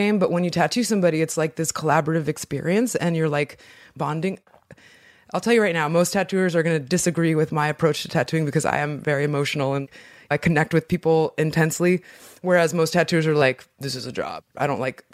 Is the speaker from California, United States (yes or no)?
yes; Inland Empire, California, United States; also born or lived in Mexico; I was born in Mexico and then my family came to America in 1986 or 88, I can't remember. And we moved to the Inland Empire, which is about 2 hours from